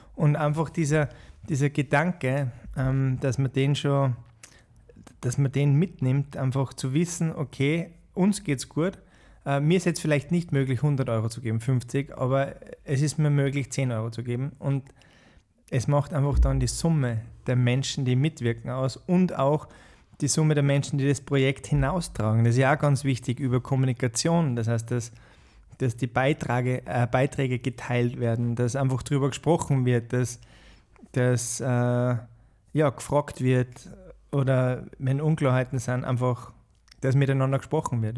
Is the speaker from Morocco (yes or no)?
no; Austria; also born or lived in Bahamas / Uganda / Botswana; Als Österreicher